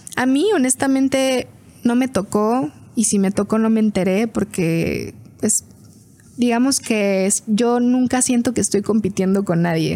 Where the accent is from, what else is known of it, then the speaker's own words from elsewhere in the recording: Fresnillo, Zacatecas, Mexico; nací en Fresnillo, Fresnillo, Zacatecas